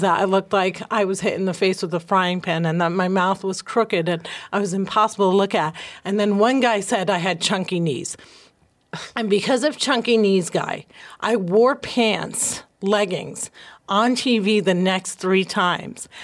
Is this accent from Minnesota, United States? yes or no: no; New Jersey, United States; I'm from Jersey.